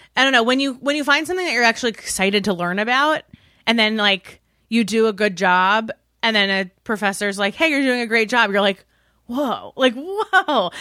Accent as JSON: {"language": "English", "area": "Westchester", "region": "New York", "country": "United States", "tie": "born or raised there", "also_born_or_lived": "Massachusetts", "moved": "as an adult", "said": "In New York, in Westchester"}